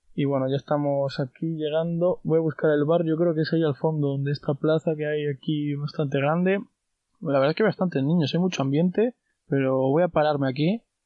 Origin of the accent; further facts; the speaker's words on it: Castile and León, Spain; los pueblos de mi provincia, las carreteras de mi provincia, que es León, que es mi tierra